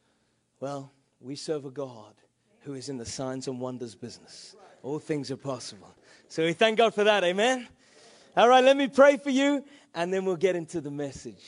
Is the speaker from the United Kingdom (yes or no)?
yes; England, United Kingdom; I'm an English man